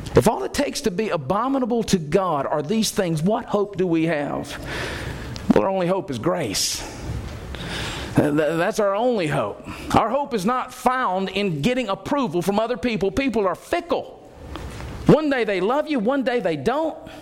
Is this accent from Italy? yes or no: no; Alabama, United States; I grew up in Alabama culture.